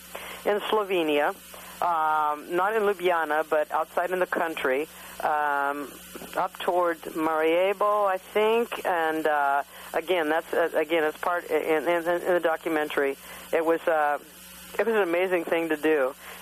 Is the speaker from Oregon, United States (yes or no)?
yes; Portland, Oregon, United States; we're from Portland